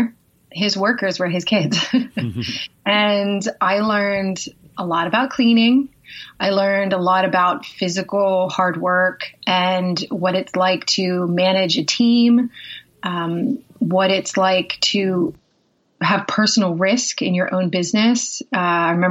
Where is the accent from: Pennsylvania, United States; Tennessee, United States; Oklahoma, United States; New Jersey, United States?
Pennsylvania, United States; Pittsburgh; also born or lived in south of London, United Kingdom; now in United Kingdom; I'm originally from Pittsburgh, Pennsylvania, but I live in just south of London